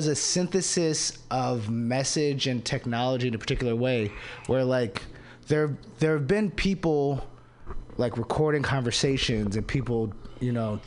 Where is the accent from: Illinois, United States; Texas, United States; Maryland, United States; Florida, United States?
Maryland, United States; DC area; moved away; I'm from Maryland, from the DC area